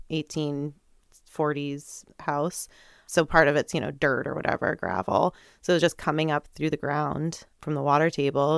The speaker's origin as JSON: {"language": "English", "town": "North Andover", "region": "Massachusetts", "country": "United States", "tie": "born or raised there", "also_born_or_lived": "New Hampshire / Burlington, Vermont", "moved": "as an adult", "lives_now": "Vermont, United States", "said": "I grew up first in New Hampshire and Lakeside by Canopy Lake and, uh, then moved when I was in third grade over to North Andover, Mass"}